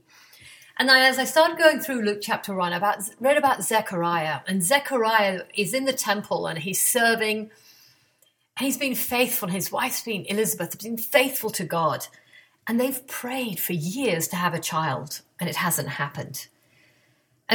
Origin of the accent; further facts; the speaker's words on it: England, United Kingdom; now in Atlanta, United States; I grew up in England